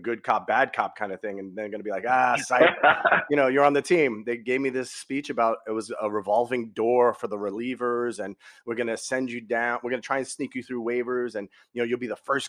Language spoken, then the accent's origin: English; New York City, New York, United States; I was a kid growing up in Brooklyn, and we didn't have a lot of money.